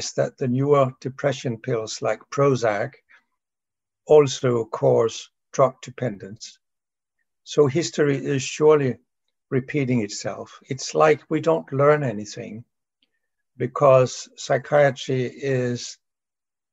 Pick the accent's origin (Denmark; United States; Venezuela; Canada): Denmark; from Denmark